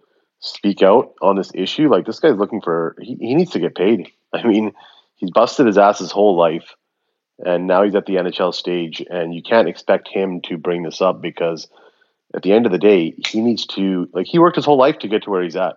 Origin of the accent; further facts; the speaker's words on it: Canada; I was born here in Canada